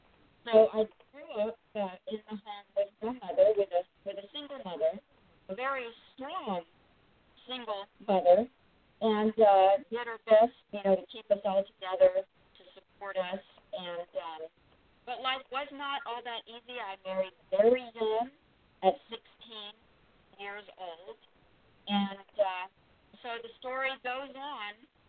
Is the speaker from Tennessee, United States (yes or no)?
no; Eglin Air Force Base, Florida, United States; I grew up, I grew up in Florida, and I'm a military brat. I'm an Air Force brat.